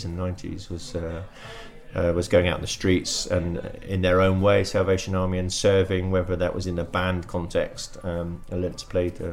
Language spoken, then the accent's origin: English; Brighton, South East England, United Kingdom; moved away as an adult; also born or lived in Oxford; now in Guernsey; I was born in Oxford and moved to Brighton and was raised in Brighton, educated in Brighton